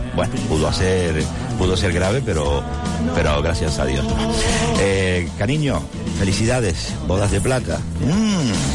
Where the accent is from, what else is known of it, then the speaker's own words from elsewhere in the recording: Gran Canaria, Canary Islands, Spain; qué buena gente somos los Gran Canarios